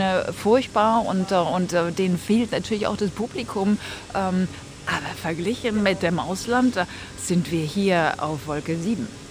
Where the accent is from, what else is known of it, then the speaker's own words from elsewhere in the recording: Stuttgart, Baden-Württemberg, Germany; ich komme aus Stuttgart